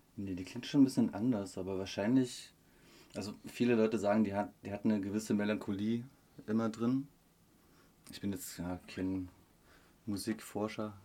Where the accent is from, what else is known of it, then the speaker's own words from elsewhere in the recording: Upper Lusatia, Saxony, Germany; Ich komme aus der Oberlausitz